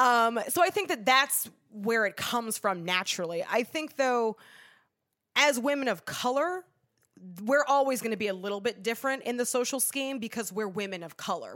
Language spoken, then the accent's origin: English; Los Angeles, California, United States; also born or lived in upstate New York; I grew up in Los Angeles, California. I'm from here